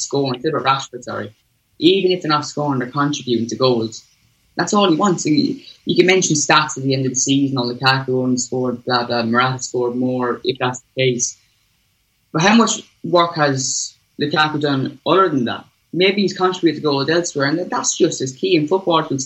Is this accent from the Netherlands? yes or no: no; Ireland; I grew up here in Ireland.